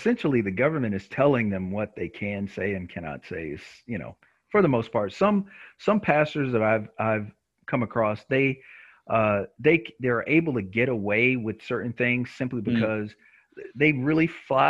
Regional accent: Nacogdoches, Texas, United States; also born or lived in Dallas, Texas; I'm from Nacogdoches, Texas, right?

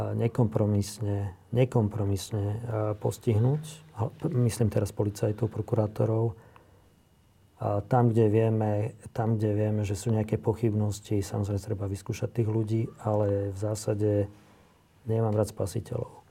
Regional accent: Slovakia; často nie som hrdý na to, že som Slovák

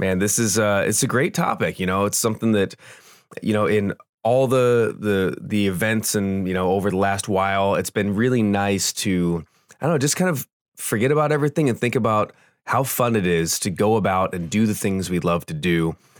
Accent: Southern California, United States; we grew up in Southern California

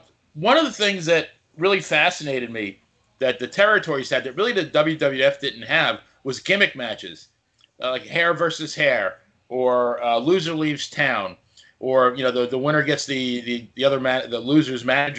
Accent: Long Island, New York, United States; I grew up in New York, Long Island, New York.

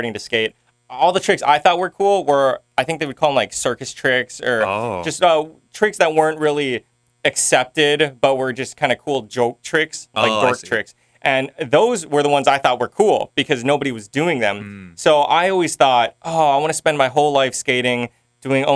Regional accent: Kaneohe, Hawaii, United States; moved away as an adult; also born or lived in Los Angeles; I grew up in Kaneohe.

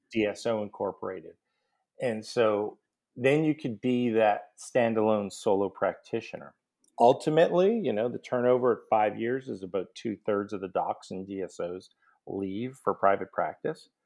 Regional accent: Montreal, Quebec, Canada; moved away as an adult; also born or lived in New Orleans, United States; now in Atlanta, United States; I grew up in Montreal, went to McGill University for undergrad, dental, and a residency

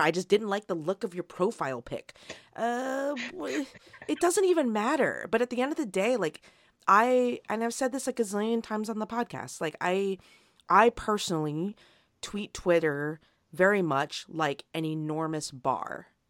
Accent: United States; despite being an American

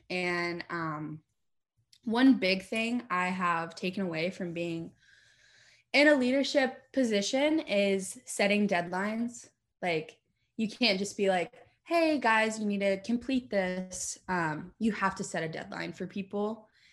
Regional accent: Lexington, Kentucky, United States; Born and raised in Lexington

